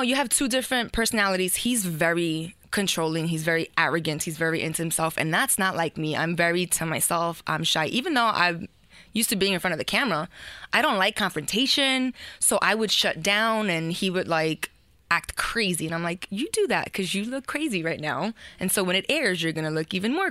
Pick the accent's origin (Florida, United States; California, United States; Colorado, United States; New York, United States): New York, United States; New York City; also born or lived in New Jersey; raised in Bushwick, which my parents still live 33 years later